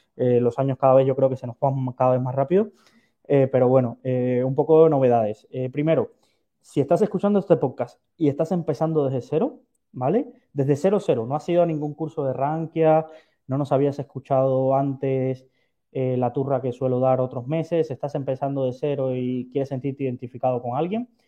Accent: Valencia, Valencian Community, Spain; soy de Valencia

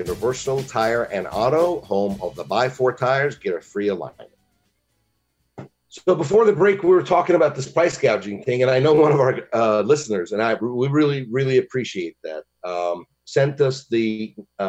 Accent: Michigan, United States; now in Longwood, United States; I'm from Michigan, and, you know, in the winter, we could see a negative 30

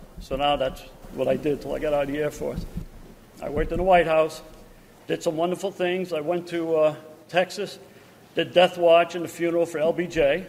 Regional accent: Canada; Well, I'm from Canada. So I said, well, I'm fluent in French. I can read it, write it.

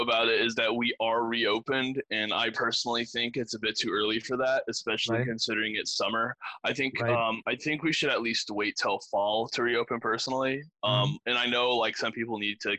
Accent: Granbury, Texas, United States; I was born in Granbury

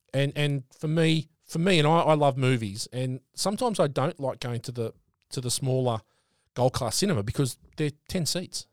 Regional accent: Sydney, New South Wales, Australia; moved away; I grew up in Sydney

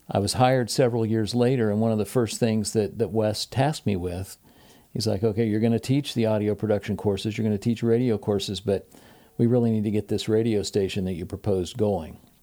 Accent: Portsmouth, Ohio, United States; I'm originally from Portsmouth, Ohio

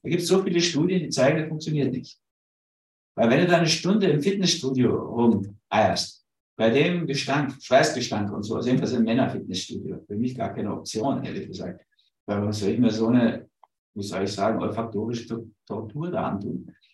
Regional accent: Berlin, Germany; also born or lived in Hamburg; ich bin ja Berliner, also in Berlin geboren, sondern Mischung aus Hamburg und Berlin.

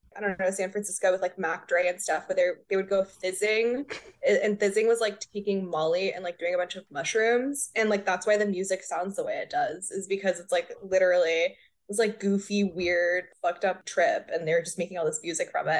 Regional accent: Corpus Christi, Texas, United States; it's my hometown.

